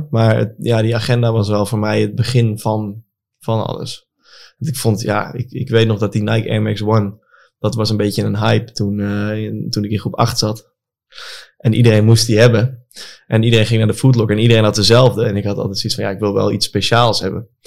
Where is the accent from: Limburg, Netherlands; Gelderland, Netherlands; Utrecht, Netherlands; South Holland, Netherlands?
Gelderland, Netherlands; Apeldoorn; ik kom uit Apeldoorn, daar heb je Shoepimp, weet je daar?